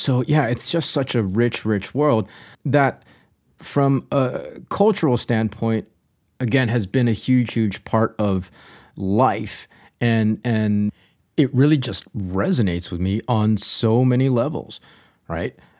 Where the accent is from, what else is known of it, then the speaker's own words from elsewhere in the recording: North Carolina, United States; dear friends of mine that I grew up with here in North Carolina